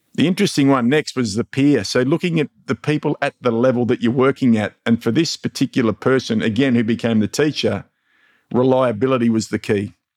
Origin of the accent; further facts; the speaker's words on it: Mildura, Victoria, Australia; my hometown, Mildura